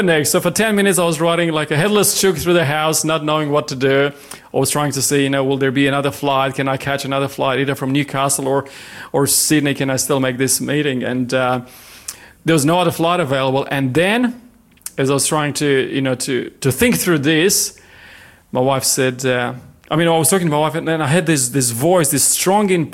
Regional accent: Romania; moved away as an adult; now in Lake Macquarie, Australia; I was born in Romania many years ago.

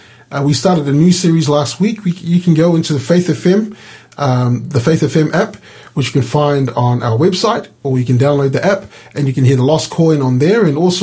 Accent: New Zealand; growing up in New Zealand, I got to hang around some sheep every now and then.

